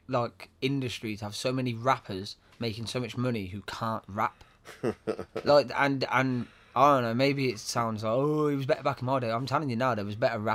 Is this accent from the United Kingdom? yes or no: yes; Coventry, West Midlands, United Kingdom; We're from Coventry